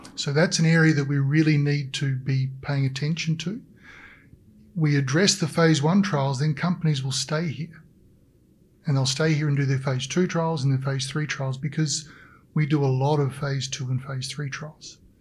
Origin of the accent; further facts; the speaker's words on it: Australia; now in British Columbia, Canada; as an Australian